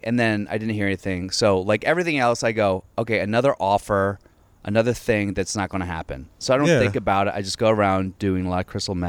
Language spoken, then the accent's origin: English; Alexandria, Virginia, United States; No, I grew up in Alexandria. So I went to T.C. Williams.